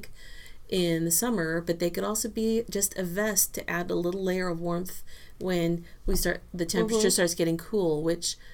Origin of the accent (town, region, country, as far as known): Southern California, United States; born or raised there; also born or lived in Texas